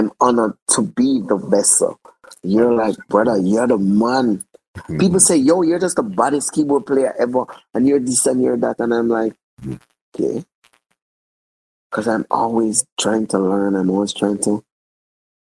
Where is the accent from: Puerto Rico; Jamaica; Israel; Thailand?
Jamaica; I'm thoroughly Jamaican.